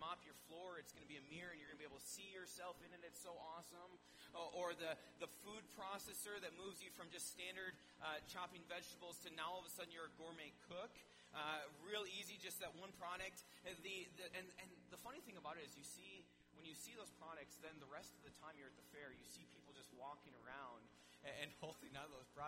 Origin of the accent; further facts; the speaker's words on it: Wisconsin, United States; now in Minnesota, United States; my home state